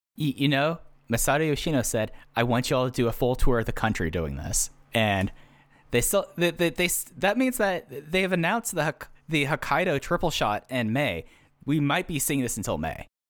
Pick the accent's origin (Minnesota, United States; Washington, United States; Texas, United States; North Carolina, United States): Texas, United States; growing up in Texas